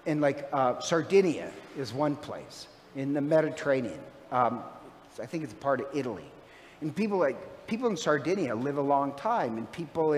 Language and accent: English; Ireland; I'm Irish